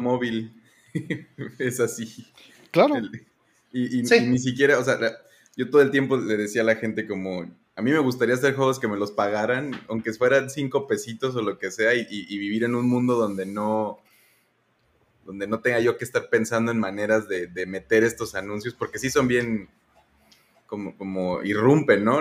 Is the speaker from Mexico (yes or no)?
yes; Michoacán, Mexico; now in Mérida, Mexico; ahorita en Mérida, pero soy de Michoacán